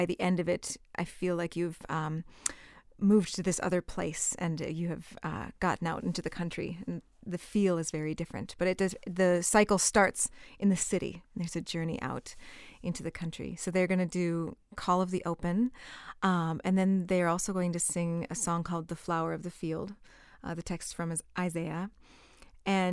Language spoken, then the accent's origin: English; Valley City, North Dakota, United States; also born or lived in Minnesota; I'm also from North Dakota. I grew up there in a small town called Valley City.